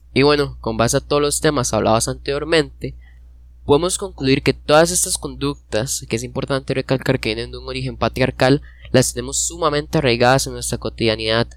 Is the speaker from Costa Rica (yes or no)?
yes; Costa Rica; nosotros somos costarricenses